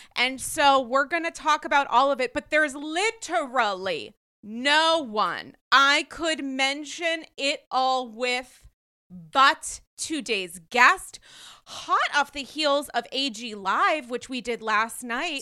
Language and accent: English; Rhode Island, United States; I was raised in Rhode Island